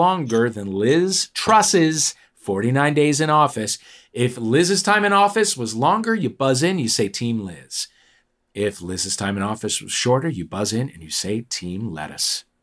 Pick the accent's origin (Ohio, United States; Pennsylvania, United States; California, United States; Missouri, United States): Missouri, United States; St. Louis; my hometown, St. Louis, Missouri.